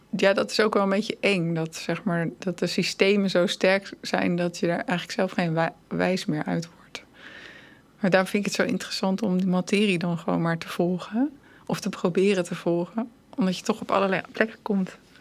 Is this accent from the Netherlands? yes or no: yes; Netherlands; En ik dan als Nederlandse